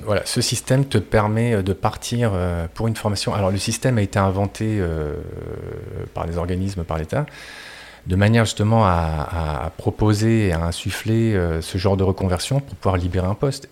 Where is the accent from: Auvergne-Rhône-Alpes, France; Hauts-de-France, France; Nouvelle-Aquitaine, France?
Hauts-de-France, France; Marcq-en-Barœul; moved away as an adult; also born or lived in Lille / Thailand; je suis issu du nord de la France. j'ai fait tout mon parcours dans une même école à Marc-en-Barœul.